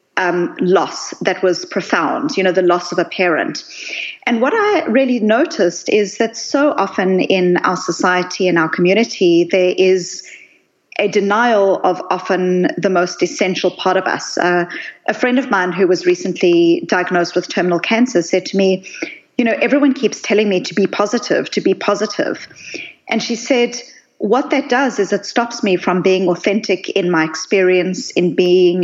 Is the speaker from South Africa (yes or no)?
yes; South Africa; I grew up in South Africa